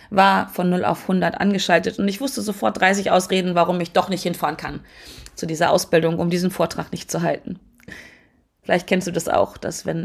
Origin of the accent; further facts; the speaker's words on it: Hannover, Lower Saxony, Germany; born there; Das heißt Quatsch, ich bin sogar in Hannover geboren worden. Ich lebe in der Nähe von Hannover.